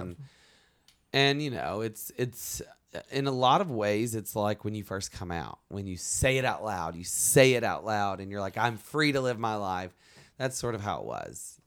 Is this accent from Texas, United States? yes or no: no; Alabama, United States; moved away; we're both from Alabama